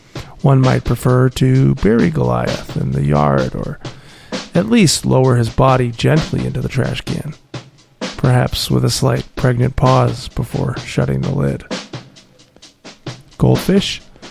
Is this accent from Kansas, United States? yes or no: no; Wisconsin, United States; now in Los Angeles, United States; I grew up in Wisconsin